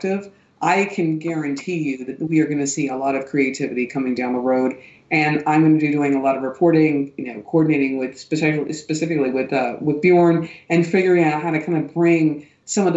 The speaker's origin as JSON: {"language": "English", "country": "United States", "also_born_or_lived": "Frankfurt", "moved": "yes", "lives_now": "Germany", "said": "I'm saying this as an American"}